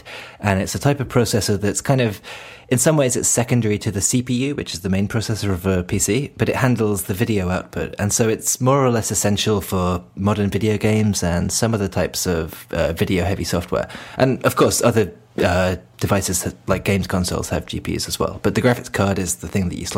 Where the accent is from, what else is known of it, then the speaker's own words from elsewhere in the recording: United Kingdom; now in Japan; I'm British and I live in Japan